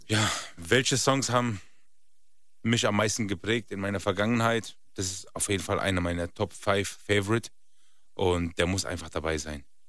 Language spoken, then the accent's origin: German; Rhineland-Palatinate, Germany; now in Berlin, Germany; Ich bin eigentlich aus der Grenze zu Frankreich, Rheinland-Pfalz